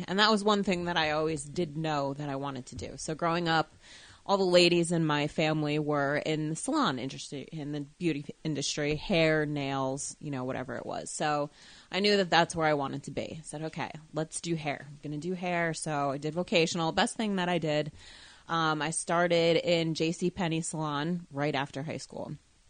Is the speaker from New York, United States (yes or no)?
no; New Jersey, United States; also born or lived in Colorado; I'm originally from New Jersey. I lived in Colorado for a couple years when I was tiny, tiny, and then came back here when I was about 4 or 5, and I've been here ever since.